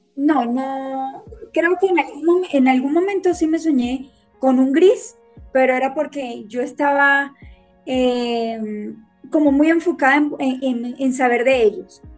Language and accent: Spanish; Venezuela; moved away as an adult; now in Colombia; soy de Venezuela, me gradué como artes plásticas y desde hace ocho años estoy acá en Colombia